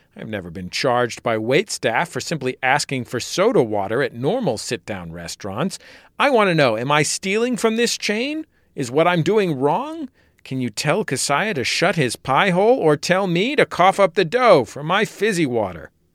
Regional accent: San Francisco, California, United States; now in Los Angeles, United States; I grew up in the California of the 1980s

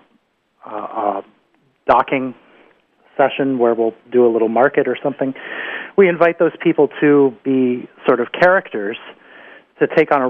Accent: upper Susquehanna, New York, United States; now in Vermont, United States; where I grew up on the Susquehanna, the origins of the colonial settlements on the upper Susquehanna, like Binghamton

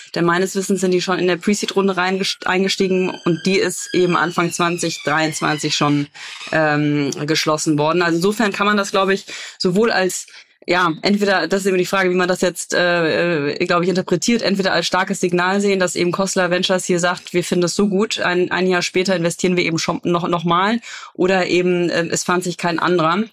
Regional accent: Cologne, North Rhine-Westphalia, Germany; ich bin ja Kölnerin

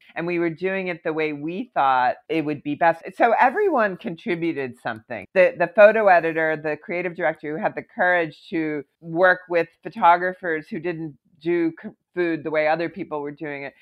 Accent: Philadelphia, Pennsylvania, United States; moved away as an adult; also born or lived in Aspen, Colorado / New York City; I actually moved not from Philadelphia where I grew up, but from Aspen, Colorado, where I lived for a couple of years to New York

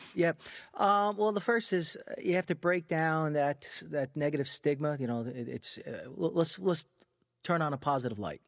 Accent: Freeport, New York, United States; I grew up in Freeport on Long Island, so that's a mixed community

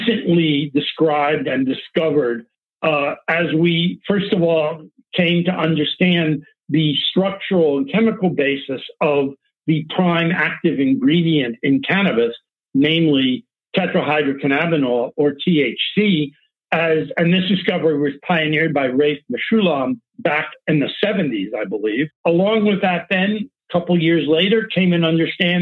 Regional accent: Palo Alto, California, United States; I've come from the Bay Area. I grew up in Palo Alto

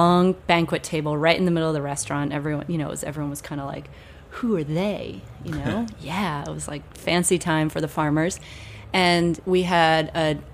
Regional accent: Duxbury, Massachusetts, United States; Most of us are actually from Duxbury. I was raised right on Island Creek

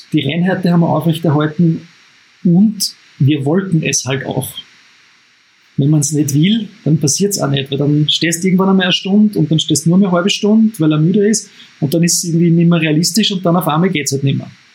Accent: Upper Austria, Austria; als Oberösterreicher

